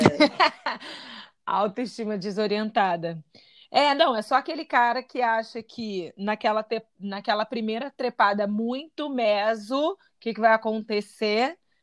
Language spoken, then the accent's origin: Portuguese; Rio de Janeiro, Brazil; eu sou carioca de Santa Teresa